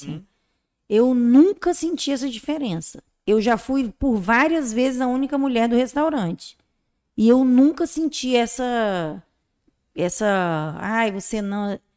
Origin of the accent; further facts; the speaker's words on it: Vitória, Espírito Santo, Brazil; como eu sou de Vitória